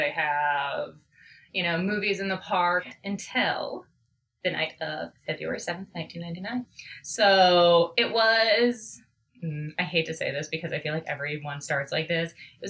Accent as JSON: {"language": "English", "town": "Beavercreek", "region": "Ohio", "country": "United States", "tie": "born or raised there", "also_born_or_lived": "Kettering, Ohio", "said": "the town I was born in. Mm-hmm. In Kettering, Ohio."}